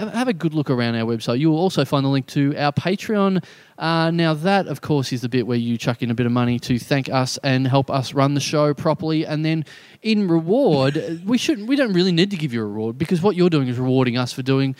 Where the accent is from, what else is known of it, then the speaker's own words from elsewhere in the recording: Maribor, Drava, Slovenia; I'm from Maribor. I was 8 and drunk.